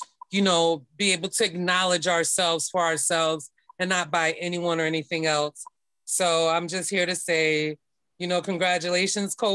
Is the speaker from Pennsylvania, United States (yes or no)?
no; Daytona Beach, Florida, United States; I am from Daytona Beach, Florida. I like to represent the Florida Geechee Girl life